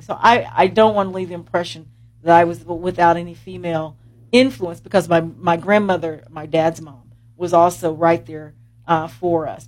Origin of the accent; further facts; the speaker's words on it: Columbus, Indiana, United States; I'm from Columbus